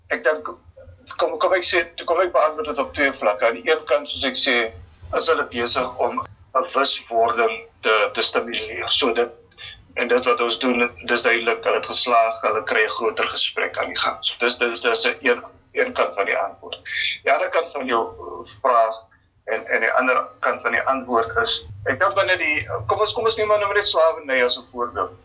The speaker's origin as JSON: {"language": "Afrikaans", "country": "South Africa"}